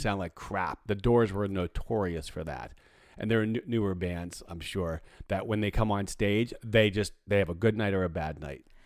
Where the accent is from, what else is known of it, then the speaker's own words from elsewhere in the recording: Pittsburgh, Pennsylvania, United States; moved away; growing up in Pittsburgh, the weather was like this quite often.